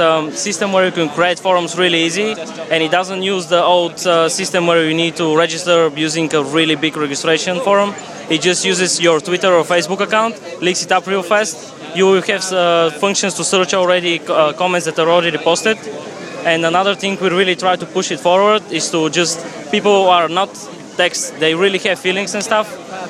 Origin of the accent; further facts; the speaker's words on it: Bulgaria; now in United Kingdom; I'm from Bulgaria.